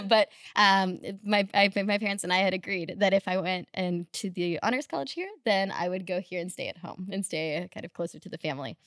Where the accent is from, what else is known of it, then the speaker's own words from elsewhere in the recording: Russia; also born or lived in Houston, Texas, United States; now in Los Angeles, United States; originally from Russia, then moved to Houston, then moved to L A.